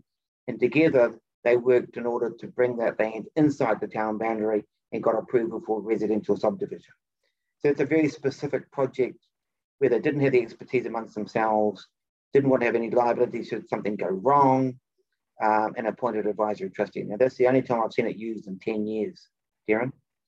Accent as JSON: {"language": "English", "country": "Japan", "said": "I'm from Japan, so, and he's got a huge collection of ancient violins."}